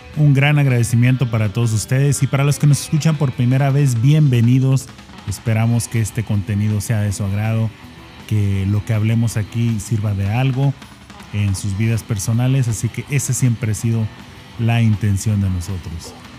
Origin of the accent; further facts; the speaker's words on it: Ciudad Juárez, Chihuahua, Mexico; yo vengo de Ciudad Juárez